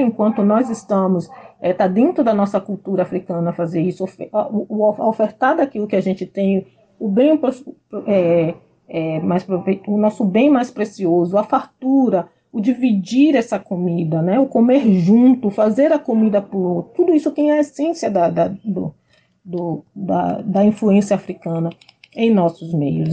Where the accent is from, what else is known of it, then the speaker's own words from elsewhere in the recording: Salvador, Bahia, Brazil; moved away as an adult; now in Porto Seguro, Brazil; eu sou da periferia de Salvador, morei no bairro do Palmiúdo por 26 anos e saí de lá direto para uh, aqui para Porto Seguro.